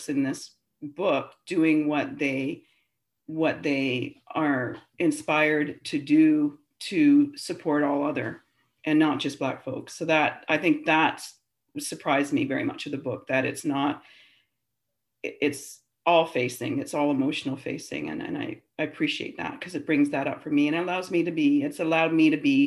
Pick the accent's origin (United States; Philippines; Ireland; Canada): Canada; Ontario; moved away as an adult; now in Vancouver, Canada; I grew up in Ontario, Babel, Ontario